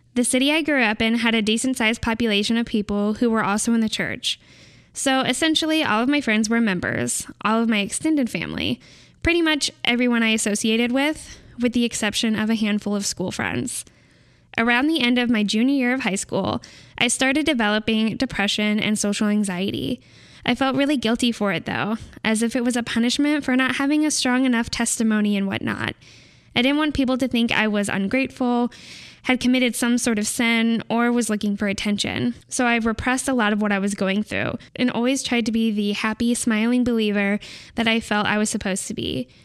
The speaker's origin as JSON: {"language": "English", "region": "California", "country": "United States"}